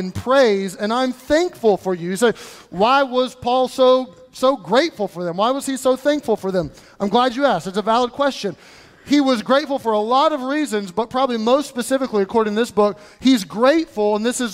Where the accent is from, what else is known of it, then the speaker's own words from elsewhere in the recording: United States; I'm American